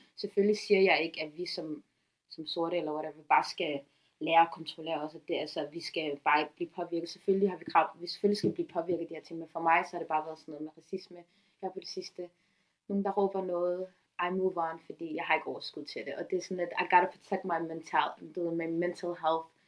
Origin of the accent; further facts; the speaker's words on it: Copenhagen, Capital Region of Denmark, Denmark; dansk somalier, som født og opvokset